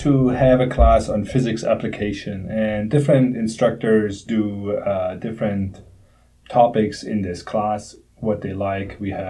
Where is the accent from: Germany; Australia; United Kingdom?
Germany; moved away as an adult; So I grew up in Germany. So basically for my whole childhood, I was playing soccer every day after school.